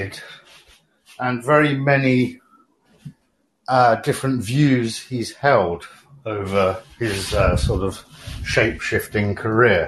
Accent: London, United Kingdom; moved away; I'm not in Great Britain at the moment, but I am from London

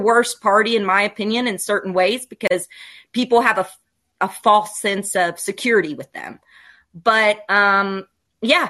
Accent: Kentucky, United States; I'm from Kentucky. People here are pretty damn progressive

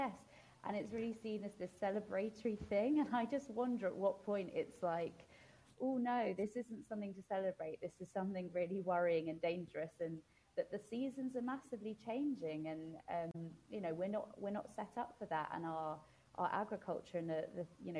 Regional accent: United Kingdom; also born or lived in London; as a Brit that's just come from London

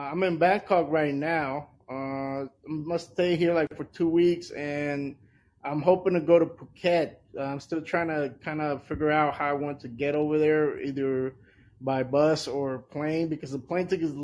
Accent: El Salvador; moved away; also born or lived in Washington, D.C.; my home country, El Salvador

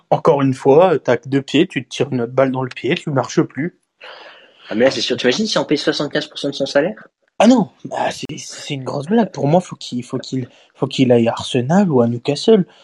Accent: Marseille, Provence-Alpes-Côte d'Azur, France; Bah, je suis Marseillais, donc bon.

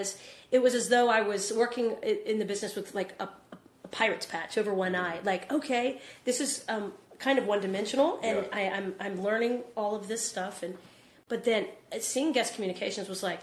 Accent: Texas, United States; I say y'all because I'm from Texas

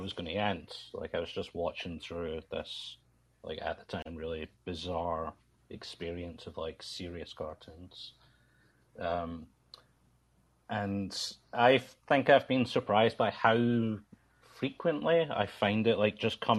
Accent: Scotland, United Kingdom; I'm from Scotland.

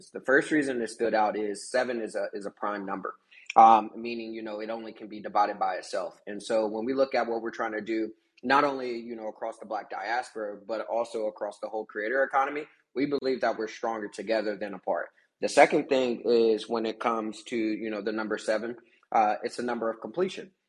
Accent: Kansas, United States; I'm originally from Kansas

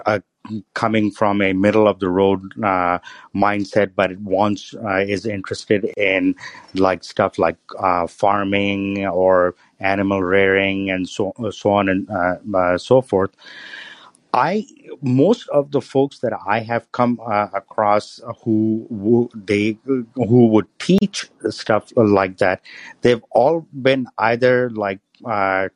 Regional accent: Pakistan; moved away as an adult; now in United States; when I was growing up in Pakistan, my house was right next to the Russian consulate

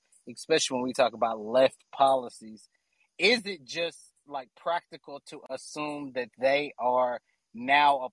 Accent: Kentucky, United States; moved away as an adult; now in Chicago, United States; I'm from Kentucky, and I recently moved back to Chicago.

